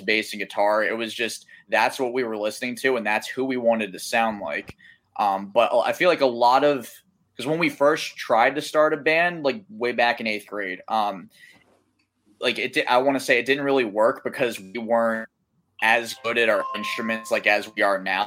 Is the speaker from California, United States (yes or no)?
no; Delran, New Jersey, United States; We're from Delran, New Jersey, which is South Jersey, like right across the bridge from Philadelphia